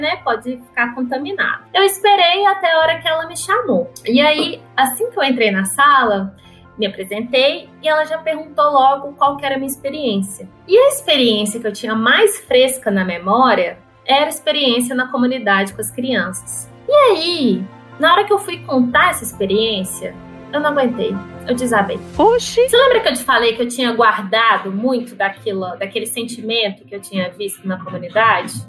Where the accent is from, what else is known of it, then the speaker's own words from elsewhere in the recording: São Paulo, Brazil; eu cresci em São Paulo